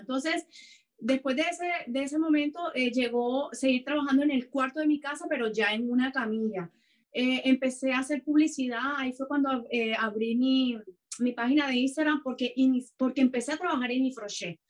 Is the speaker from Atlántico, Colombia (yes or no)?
no; Cartagena, Bolívar, Colombia; moved away as an adult; now in Canada; yo soy colombiana, soy de Cartagena de Indias